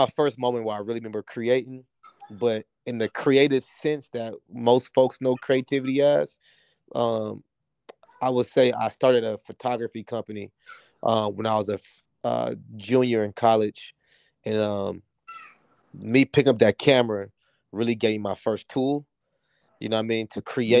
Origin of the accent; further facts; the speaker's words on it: San Diego, California, United States; moved away as an adult; also born or lived in Washington, D.C. / New York; now in Los Angeles, United States; I was born and raised in Southeast San Diego.